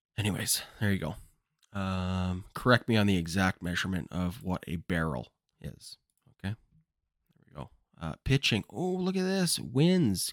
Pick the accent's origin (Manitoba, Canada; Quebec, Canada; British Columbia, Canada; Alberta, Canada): British Columbia, Canada; Kamloops; Kamloops, which is my hometown